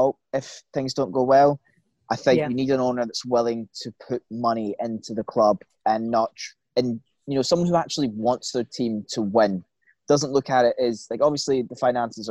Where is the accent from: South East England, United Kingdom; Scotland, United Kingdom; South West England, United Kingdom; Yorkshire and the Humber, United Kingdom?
Scotland, United Kingdom; being Scottish myself